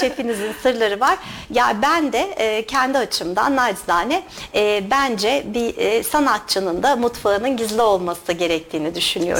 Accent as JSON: {"language": "Turkish", "region": "İzmir", "country": "Turkey", "tie": "born or raised there", "also_born_or_lived": "United States", "moved": "as an adult", "lives_now": "Kayseri, Turkey", "said": "Aslen İzmirliyim."}